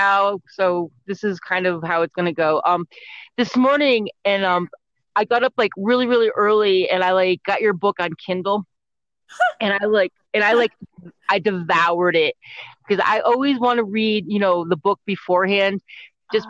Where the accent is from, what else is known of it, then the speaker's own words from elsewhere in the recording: Connecticut, United States; I grew up in Connecticut, so it's like that whole East Coast vibe thing